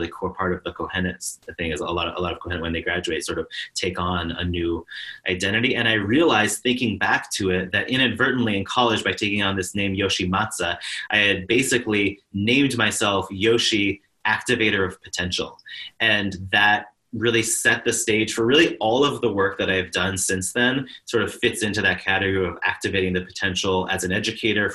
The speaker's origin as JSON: {"language": "English", "town": "Spokane", "region": "Washington", "country": "United States", "tie": "born or raised there", "said": "I grew up in Spokane, Washington, which is a very small Jewish community"}